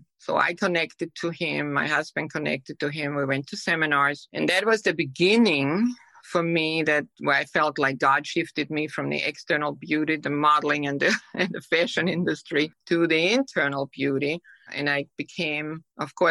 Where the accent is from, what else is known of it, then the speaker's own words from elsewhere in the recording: Austria; English is a second language; moved away as an adult; now in United States; I'm from Europe, from Austria.